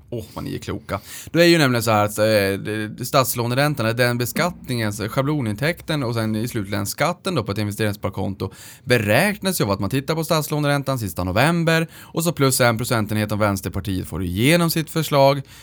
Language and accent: Swedish; Luleå, Norrbotten County, Sweden; moved away; uppe i, i Luleå där vi kommer ifrån